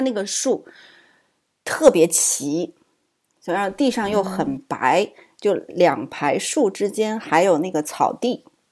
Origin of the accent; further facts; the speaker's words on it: Suzhou, Jiangsu, China; moved away as an adult; now in United States; 我苏州的家里